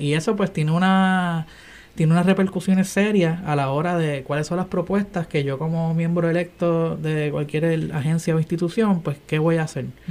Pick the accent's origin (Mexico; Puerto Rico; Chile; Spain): Puerto Rico; Bayamón; also born or lived in Caguas / Guaynabo / San Juan; estudié en Guaynabo, a pesar de que me crié en Bayamón y Cagua